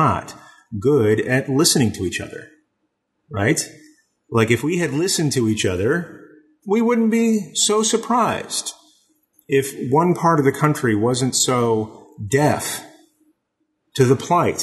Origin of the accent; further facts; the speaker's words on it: East Texas, United States; now in Southern California, United States; even though I live in Southern California, I grew up in East Texas